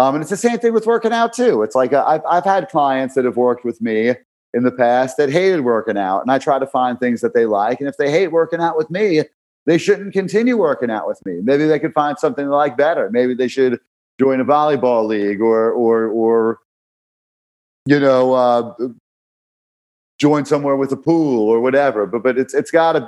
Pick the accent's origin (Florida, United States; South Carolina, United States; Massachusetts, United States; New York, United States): New York, United States; New York City; growing up in Brooklyn